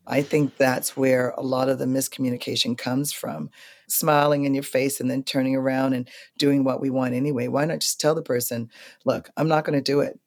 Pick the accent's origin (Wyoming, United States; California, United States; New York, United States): New York, United States; as a New Yorker